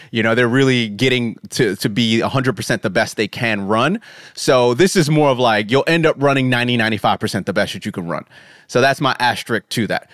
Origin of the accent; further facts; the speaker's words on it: United States; moved away; I'm American